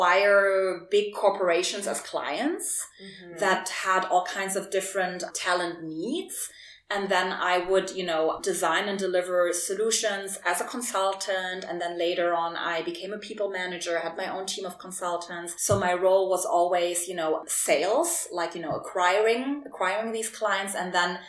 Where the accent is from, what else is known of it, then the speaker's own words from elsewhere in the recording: Germany; English is a second language; moved away as an adult; also born or lived in Berlin, Germany / Warsaw, Poland; I was born in Germany and she raised me in Germany and she wanted me to be very German.